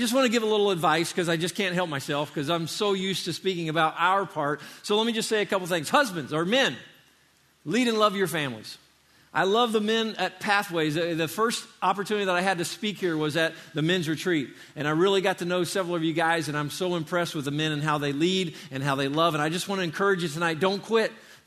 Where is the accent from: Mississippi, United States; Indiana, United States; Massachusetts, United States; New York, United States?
Indiana, United States; now in Florida, United States; I grew up in Indiana. I didn't live in Florida my whole life